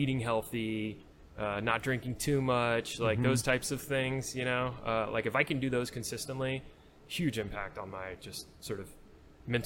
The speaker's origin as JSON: {"language": "English", "region": "Texas", "country": "United States", "said": "we're from Texas."}